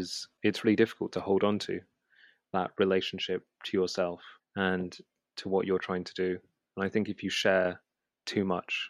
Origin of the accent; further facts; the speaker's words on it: London, United Kingdom; I grew up in West London, kind of in between Shepherd's Bush and Hammersmith